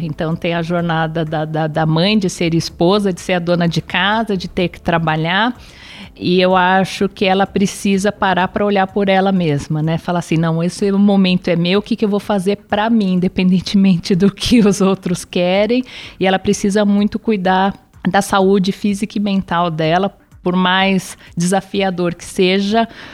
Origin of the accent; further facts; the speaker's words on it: São Paulo, Brazil; Eu sou nascida em São Paulo, cidade estado de São Paulo. É, meus pais também são, são daqui